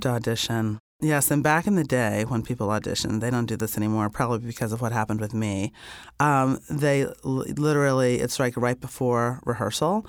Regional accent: Indiana, United States; I grew up in Indiana

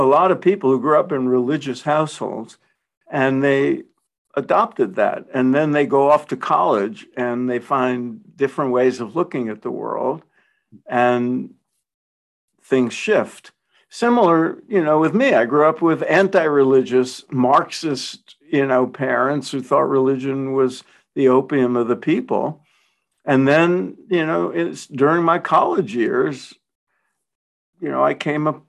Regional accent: New York City, New York, United States; grew up in Brooklyn, like I did

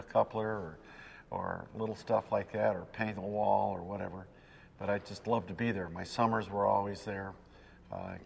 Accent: Los Angeles, California, United States; I was born on August 23rd, 1936, in Los Angeles, so I'm a native

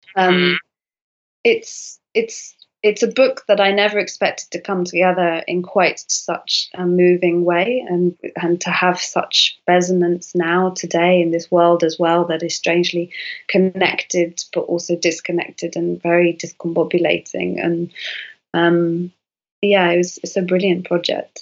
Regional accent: United Kingdom; I'm British

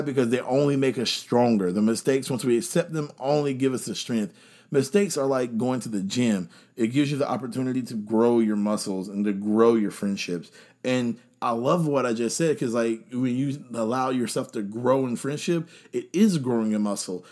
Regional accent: North Carolina, United States; I'm here from North Carolina

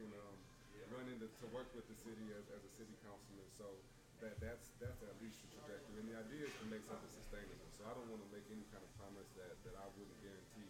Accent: Indiana, United States; now in Hartsville, United States; I'm from Indiana

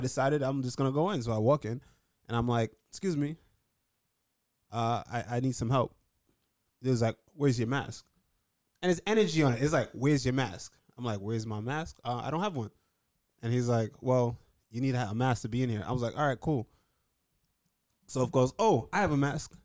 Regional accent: New York, United States; being a New Yorker

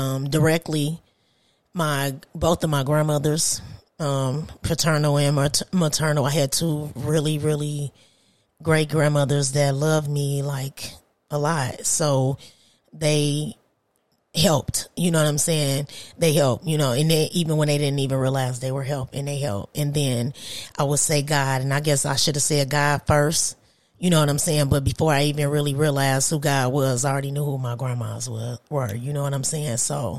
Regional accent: Detroit, Michigan, United States

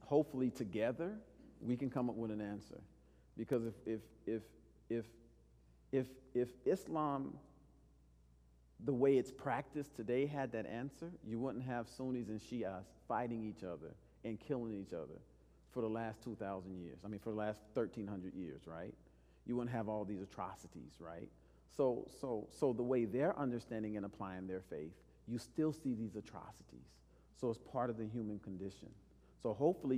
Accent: El Paso, Texas, United States; I grew up in El Paso.

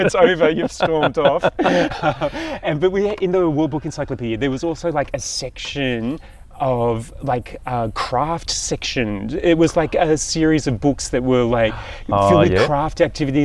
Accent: Richmond, New South Wales, Australia; also born or lived in Blacktown / Inner West, Sydney; now in Sydney, Australia; I'm born in Blacktown. I grew up in Richmond and I went to the University of Western Sydney

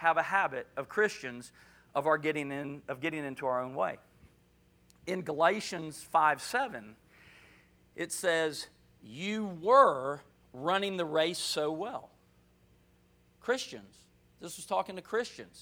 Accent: Jacksonville, Florida, United States; moved away; also born or lived in Louisiana; I'm from Florida. Actually, I was born in NAS, Jacksonville. But I was in Louisiana at the time, moved here from Louisiana

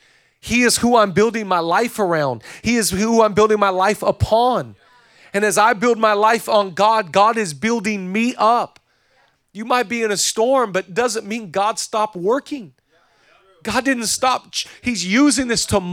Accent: Whidbey Island, Washington, United States; growing up on Whidbey Island

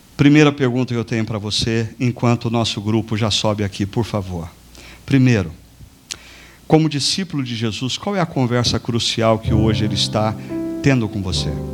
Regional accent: Brazil

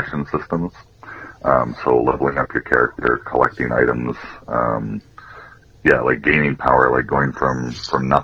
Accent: Cold Lake, Alberta, Canada; also born or lived in Ardmore, Alberta / Bonnyville, Alberta; I grew up mostly around the Coal Lake area.

